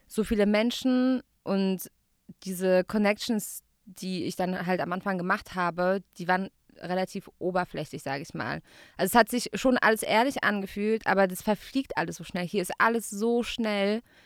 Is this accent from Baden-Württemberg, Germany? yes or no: yes; Gaggenau, Baden-Württemberg, Germany; moved away as an adult; now in Berlin, Germany; Ich komme aus Gaggenau, G-Town Represent. Es ist zwischen Karlsruhe und Baden-Baden.